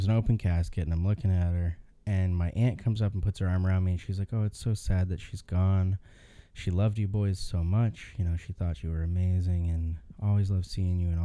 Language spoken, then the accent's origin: English; Ohio, United States; I grew up in Ohio and all of my family was in Michigan, in Lansing, or surrounding areas